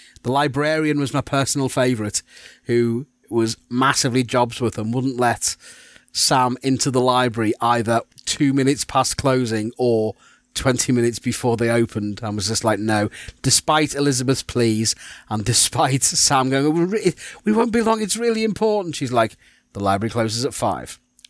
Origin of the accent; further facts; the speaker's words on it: Eastham, North West England, United Kingdom; also born or lived in Birkenhead / Wirral; now in Leeds, United Kingdom; in my small town of like Eastham, which I think we could probably fit 5 of in Sweet Valleys